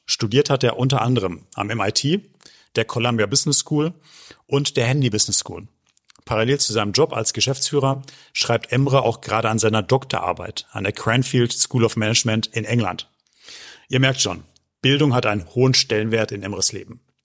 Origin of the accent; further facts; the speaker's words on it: Germany; bei uns in Deutschland